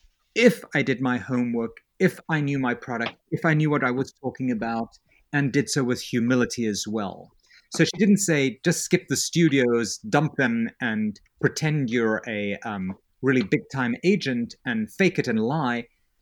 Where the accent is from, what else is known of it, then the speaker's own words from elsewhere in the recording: South Africa; And I have this accent. I grew up in South Africa. It almost sounds British. It's probably got a little bit more Yiddish than British in it, but it's okay.